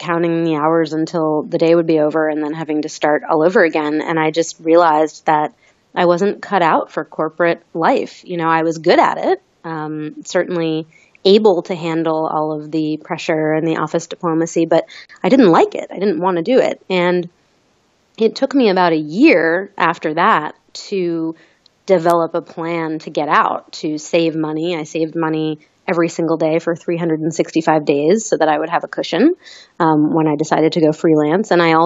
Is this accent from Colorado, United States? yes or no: no; Maine, United States; moved away; I grew up in Maine